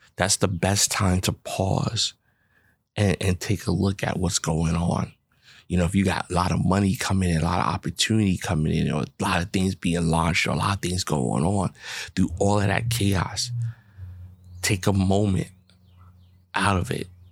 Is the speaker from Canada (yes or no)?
no; New York, United States; I'm a New Yorker